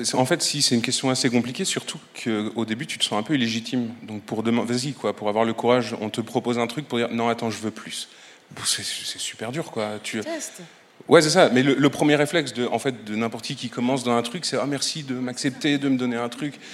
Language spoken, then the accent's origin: French; Brussels, Brussels-Capital Region, Belgium; je suis bruxellois